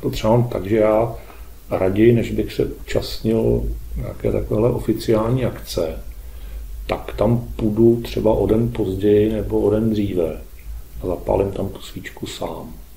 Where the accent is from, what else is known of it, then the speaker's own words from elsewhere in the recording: Czechia; My jsme přece ti Češi